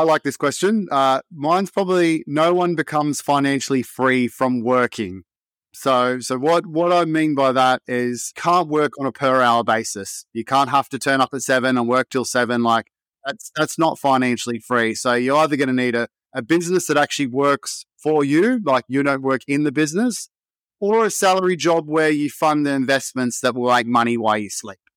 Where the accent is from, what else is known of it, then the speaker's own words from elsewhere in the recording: Sydney, New South Wales, Australia; Blacktown, which is just another suburb next to where I grew up in Wentworth Field